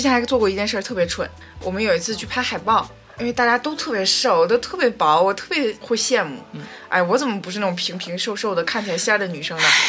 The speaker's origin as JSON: {"language": "Chinese", "region": "Northeast China", "country": "China", "said": "我就是骨架大，因为我东北人嘛"}